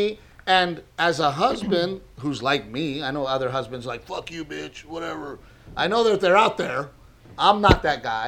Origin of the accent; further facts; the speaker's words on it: South Texas, United States; growing up in South Texas, we had family and friends